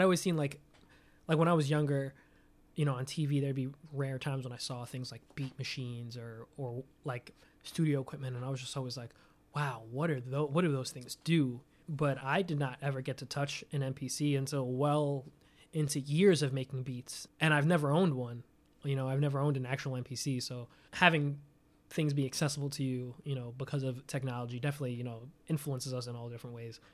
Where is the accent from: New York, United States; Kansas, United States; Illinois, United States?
New York, United States; New York City; I'm from Staten Island. I, I lived in Staten Island since I was nine